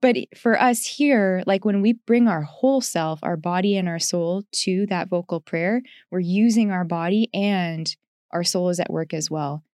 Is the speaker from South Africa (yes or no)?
no; Canada; I'm from Canada